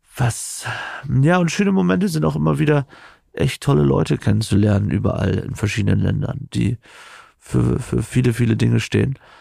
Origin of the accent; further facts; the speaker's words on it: East Frisia, Lower Saxony, Germany; moved away; als ich als Jugendlicher in Ostfriesland aufgewachsen bin